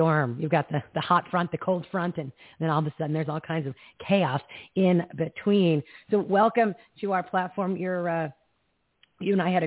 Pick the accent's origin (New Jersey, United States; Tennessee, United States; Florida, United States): New Jersey, United States; now in Arizona, United States; I'm from Jersey.